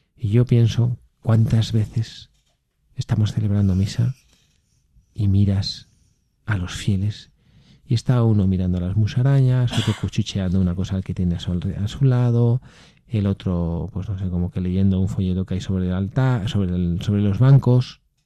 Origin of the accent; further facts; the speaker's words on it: Spain; el Valfredo y yo que somos españoles